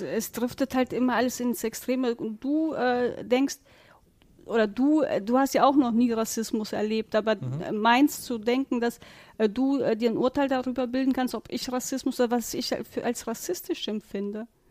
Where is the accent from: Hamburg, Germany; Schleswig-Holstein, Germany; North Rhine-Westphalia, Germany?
North Rhine-Westphalia, Germany; Warburg; bei uns in Warburg